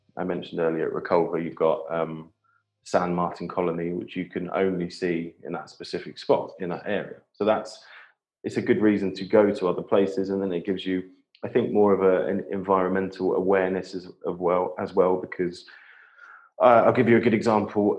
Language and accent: English; Whitstable, South East England, United Kingdom; I grew up in Kent on the um, on the Thames estuary, so in a, in a town called Whitstable